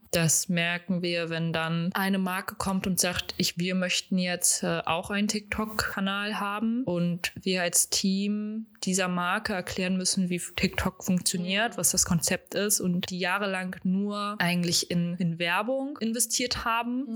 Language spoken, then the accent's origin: German; Hamburg, Germany; ich komme aus Hamburg, ich bleibe in Hamburg